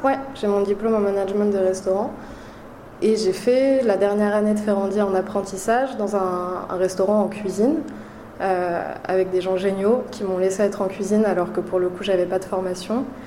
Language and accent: French; Paris, Île-de-France, France; je, suis née à Paris, j'ai grandi à Paris.